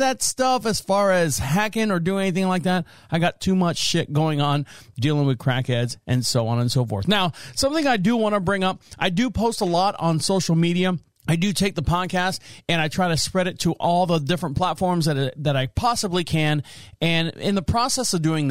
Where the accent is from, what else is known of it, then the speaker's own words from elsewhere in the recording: Florida, United States; I'm from Florida.